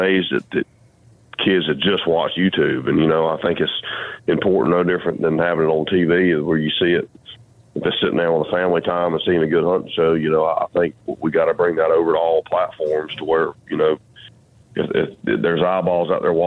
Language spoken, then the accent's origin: English; Georgia, United States; we're from the South, we're from Georgia, and just, you know, how we grew up, the traditions that was instilled in us